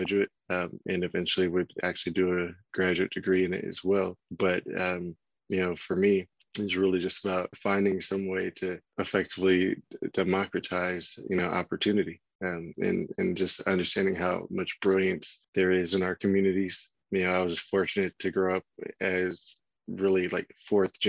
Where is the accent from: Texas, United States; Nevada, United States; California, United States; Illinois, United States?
California, United States; Oakland; also born or lived in Marin County, California; I'm from Oakland, California, grew up in public schools in Oakland through middle school, and then attended a private high school in Marin County